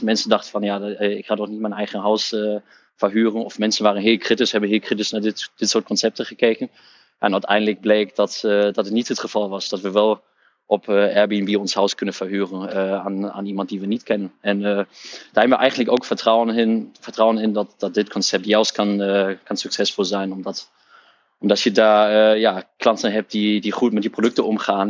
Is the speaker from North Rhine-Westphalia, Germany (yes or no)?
no; Hamburg, Germany; Dutch is a second language; moved away as an adult; now in Netherlands; ik ben opgegroeid in Duitsland, in Hamburg, in het noorden van Duitsland